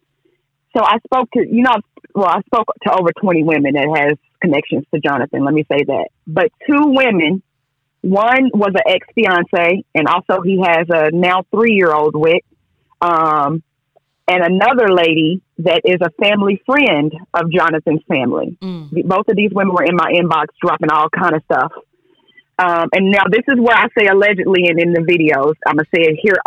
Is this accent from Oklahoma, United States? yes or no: yes; Boley, Oklahoma, United States; I'm from Boley, Oklahoma